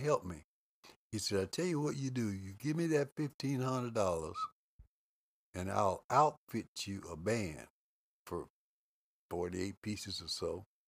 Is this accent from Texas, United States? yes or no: yes; Lubbock, Texas, United States; moved away as an adult; also born or lived in Oklahoma City; grew up in Lubbock, Texas